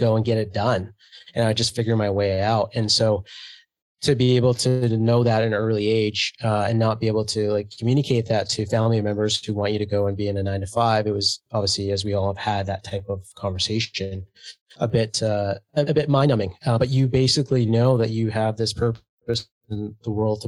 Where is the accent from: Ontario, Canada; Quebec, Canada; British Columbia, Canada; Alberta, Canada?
British Columbia, Canada; Kitimat; classic first generation Canadian, born and raised in Canada. Parents immigrated to Montreal. Dad took a train across Canada to a small town in Kitimat, BC